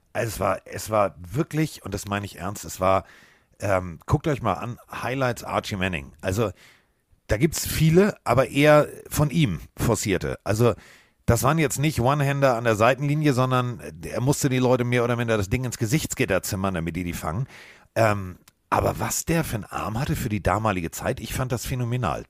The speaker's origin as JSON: {"language": "German", "region": "Northern Germany", "country": "Germany", "said": "ich komme aus Norddeutschland"}